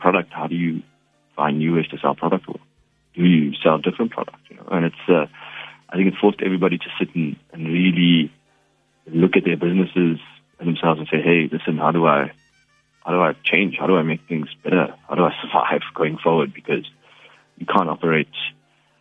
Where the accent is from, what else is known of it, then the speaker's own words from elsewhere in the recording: South Africa; I'm an Indian man, but I am a South African as well